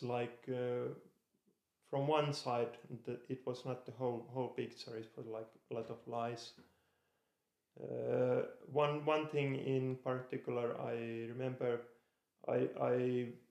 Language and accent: English; Lahti, Päijät-Häme, Finland; moved away as an adult; I was born in Lahti. It's a city in Finland, about 1.5 hours from Helsinki. I lived there 21 years and then I moved abroad.